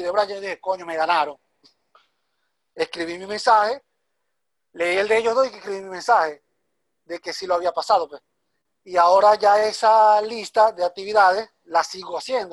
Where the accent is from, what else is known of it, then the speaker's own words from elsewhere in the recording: Venezuela; moved away as an adult; now in Guayaquil, Ecuador; soy de Venezuela. Emigré hace siete meses a la ciudad de Ecuador, Guayaquil.